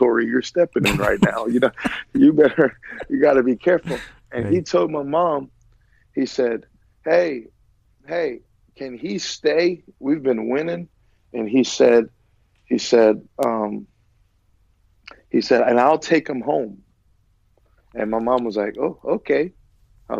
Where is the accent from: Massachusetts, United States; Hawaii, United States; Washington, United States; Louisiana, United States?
Louisiana, United States; Lafayette; moved away as an adult; also born or lived in Eunice, Louisiana / Florida; born in Eunice, Louisiana, raised in Lafayette, Louisiana